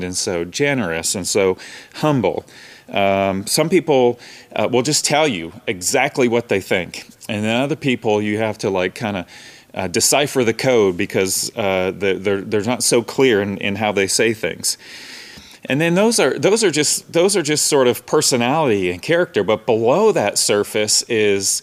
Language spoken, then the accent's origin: English; Canada; moved away; I grew up in Canada, the North